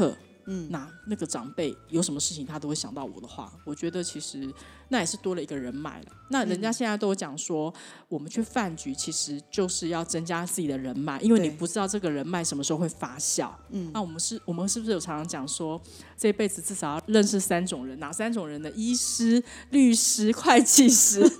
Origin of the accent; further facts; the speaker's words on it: China; 对，所以呢，中国人有中国，我们中国人就是吃饭嘛